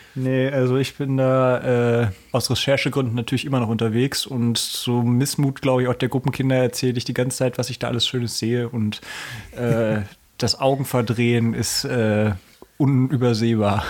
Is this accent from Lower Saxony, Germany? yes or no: yes; Hanover, Lower Saxony, Germany; Ich komme aus Hannover